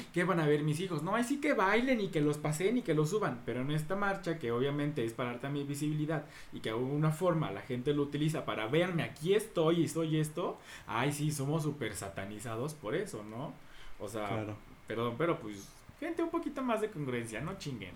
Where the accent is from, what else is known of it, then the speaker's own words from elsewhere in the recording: Veracruz, Mexico; yo soy de Veracruz y porque sé lo que hay en un carnaval